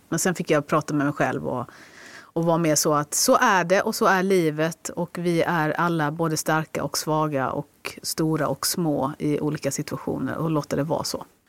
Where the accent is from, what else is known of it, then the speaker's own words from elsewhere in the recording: Skåne, Sweden; jag är en skåning.